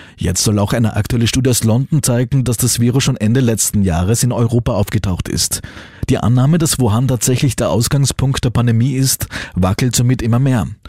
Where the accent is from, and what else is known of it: Austria